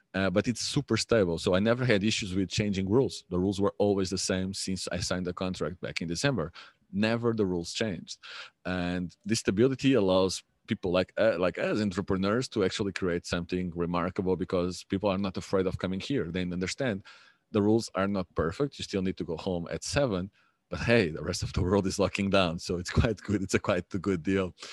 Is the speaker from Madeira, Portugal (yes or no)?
no; Lisbon, Portugal; I'm from Lisbon